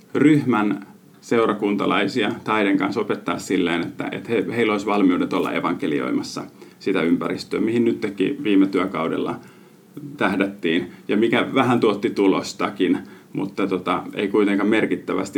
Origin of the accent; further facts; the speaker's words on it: Finland; moved away as an adult; mä oon Suomesta